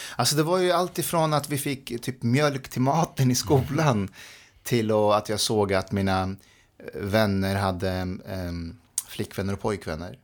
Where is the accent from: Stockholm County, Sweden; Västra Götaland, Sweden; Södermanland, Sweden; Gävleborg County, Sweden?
Stockholm County, Sweden; Nacka; Swedish is a second language; also born or lived in Afghanistan; jag växte upp i Nacka